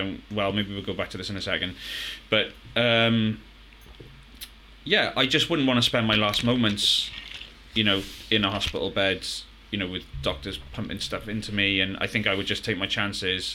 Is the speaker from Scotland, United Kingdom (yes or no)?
no; Abergavenny, Wales, United Kingdom; also born or lived in Newport; now in Cardiff, United Kingdom; I moved from Abergavenny when I was 16, lived in Newport for 8 years